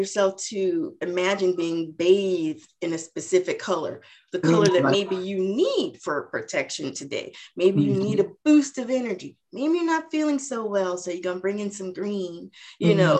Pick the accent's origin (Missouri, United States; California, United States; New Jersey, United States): California, United States; Southern; accent: Southern; That's the only South we're from, Southern California